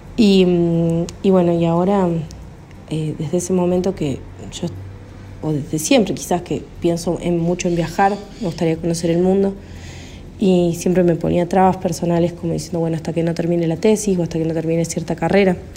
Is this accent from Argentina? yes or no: yes; Córdoba, Argentina; soy de Córdoba, Argentina